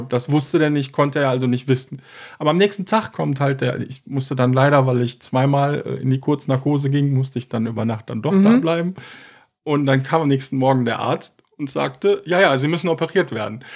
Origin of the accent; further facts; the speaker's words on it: Germany; als Deutsche